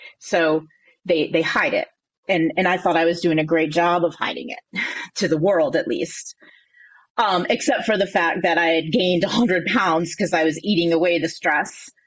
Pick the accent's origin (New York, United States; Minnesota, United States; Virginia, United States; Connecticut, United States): Connecticut, United States; moved away as an adult; also born or lived in North Carolina; I was born and raised here in Connecticut, but I was living in North Carolina